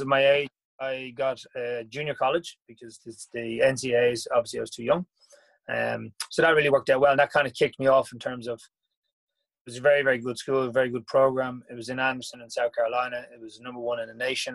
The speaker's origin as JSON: {"language": "English", "town": "Dublin", "region": "Leinster", "country": "Ireland", "tie": "born or raised there", "said": "I originally grew up in the north side. I was from Glasnevin"}